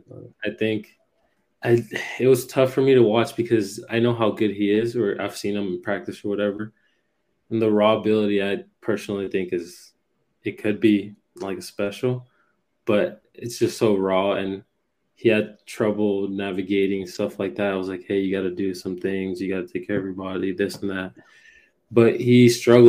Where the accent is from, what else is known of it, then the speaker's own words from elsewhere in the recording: United States; also born or lived in Puerto Rico; I grew up over here in the States